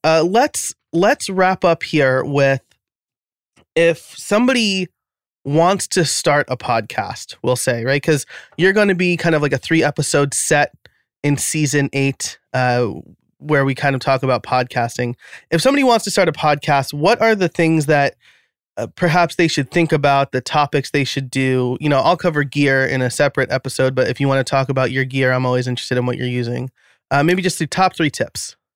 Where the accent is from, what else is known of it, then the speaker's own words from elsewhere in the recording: New York, United States; moved away as an adult; now in Philadelphia area, United States; I'm living outside of Philadelphia now. I grew up in New York